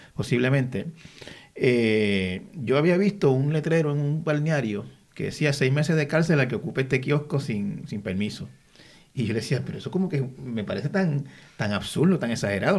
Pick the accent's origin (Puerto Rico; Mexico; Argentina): Puerto Rico